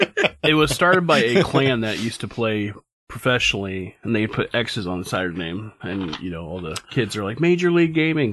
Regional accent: Omaha, Nebraska, United States; I can only say it because I am from South Omaha.

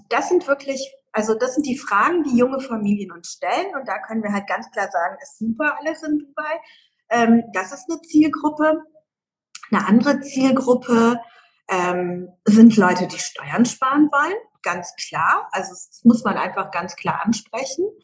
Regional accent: Germany; Ich bin in Deutschland in den Kindergarten gegangen, groß geworden, Schule, Gymnasium, Abitur, Studium, alles in Deutschland, ne?

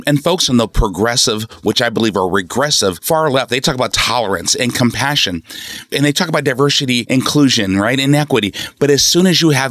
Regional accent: Seattle, Washington, United States; born or raised there; also born or lived in Oakland, California

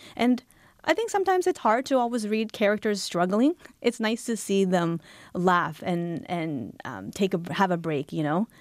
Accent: Halifax, Nova Scotia, Canada; now in Toronto, Canada; I was born in Canada

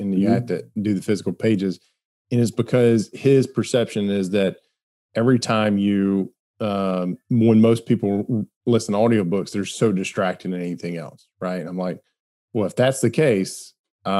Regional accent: Alabama, United States; I grew up in Alabama and we saw all sorts of redneck engineering that happened

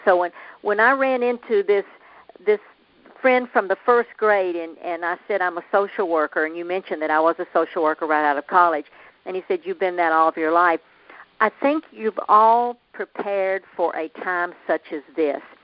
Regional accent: Nashville, Tennessee, United States; accent: southern; moved away as an adult; also born or lived in Florida / Phoenix; I grew up in Nashville, the home of the Grand Ole Opry

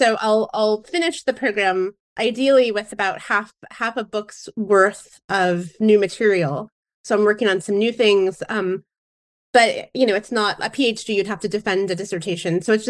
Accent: Indiana, United States; moved away as an adult; now in Seattle, United States; I grew up in Indiana, so I was born and raised in the Midwest, and moved out with my husband to try intentional community and living with friends in the early 2000s

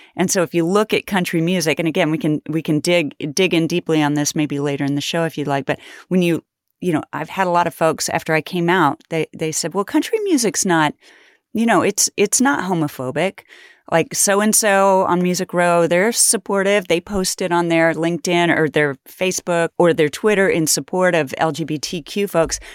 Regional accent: Kansas, United States; I grew up poor in Kansas

